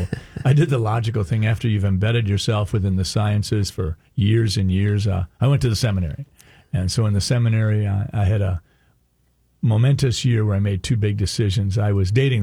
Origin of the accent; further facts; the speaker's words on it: Sleepy Eye, Minnesota, United States; I'm a kid from Sleepy Eye, Minnesota, in the southern part of the state.